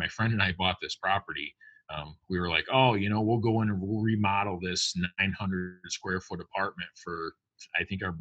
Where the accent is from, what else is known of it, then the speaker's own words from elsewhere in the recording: upstate New York, United States; I'm from New York, upstate, not down in the city.